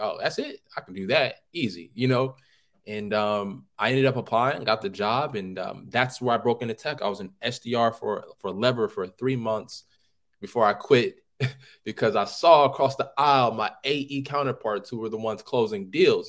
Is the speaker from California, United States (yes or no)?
yes; Oakland, California, United States; I'm from Oakland, California